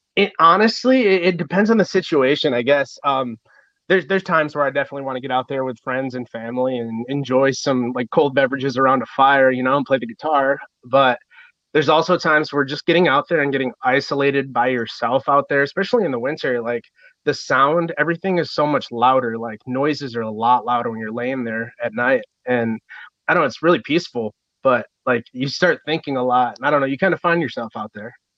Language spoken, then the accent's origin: English; Michigan, United States; I'm from Michigan and we get snow and I've dressed warm my whole life